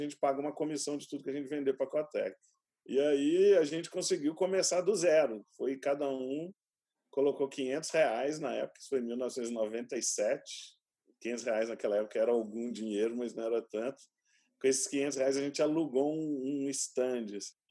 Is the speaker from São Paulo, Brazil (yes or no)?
yes; São José dos Campos, São Paulo, Brazil; born there; Meu pai ele ele era um cientista empreendedor, ele trabalhava no INPE, eu nasci em São José dos Campos.